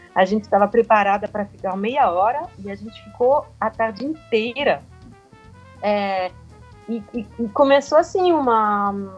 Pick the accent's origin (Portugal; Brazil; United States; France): France; Portuguese is a second language; Eu, sendo francesa